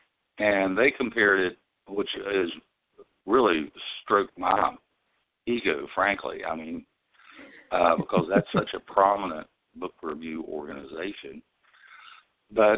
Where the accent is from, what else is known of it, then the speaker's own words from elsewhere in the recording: West Virginia, United States; I'm from West Virginia